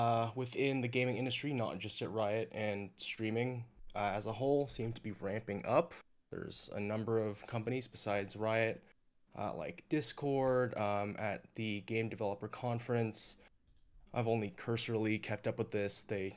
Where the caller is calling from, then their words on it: California, United States; I'm calling from Orange County, California.